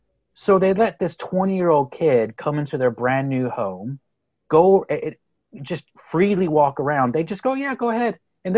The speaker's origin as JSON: {"language": "English", "region": "Texas", "country": "United States", "tie": "born or raised there", "accent": "Texas", "moved": "yes", "lives_now": "Galway, Ireland", "said": "But I'm originally from Texas, believe it or not. I'd like to think my Texas accent has somewhat gone away. But I grew up in Texas, moved to the Republic of Ireland in Galway on the west coast of Ireland"}